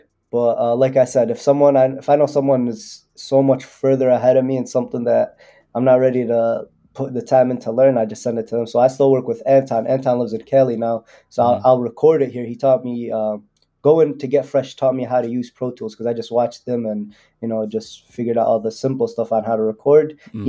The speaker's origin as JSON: {"language": "English", "country": "Yemen", "said": "my people in Yemen. I'm from Yemen, but they're having one of the worst humanitarian crises in the world."}